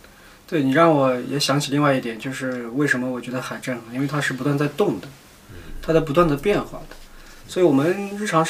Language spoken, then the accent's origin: Chinese; northern China, China; also born or lived in Shenzhen; 之前我们生活在深圳，你知道一年四季都是夏天，来这里感觉回到了，感觉回到了我我们老家北方，就是有个四季分明的东西。